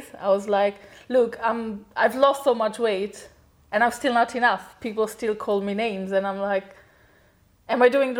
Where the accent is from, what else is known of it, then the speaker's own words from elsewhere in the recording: Romania; moved away; I'm originally from Romania. It's an Eastern European country